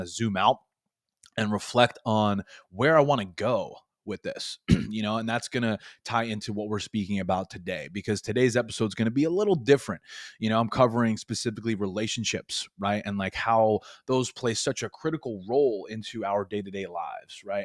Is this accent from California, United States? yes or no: no; Long Island, New York, United States; moved away as an adult; now in Florida, United States; I was born and raised in Long Island. 23 years, moved to Florida the last few years here